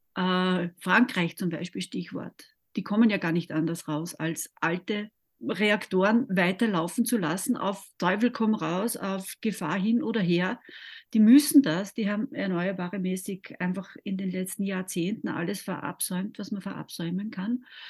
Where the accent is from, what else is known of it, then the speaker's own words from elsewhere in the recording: Austria; bei uns in Österreich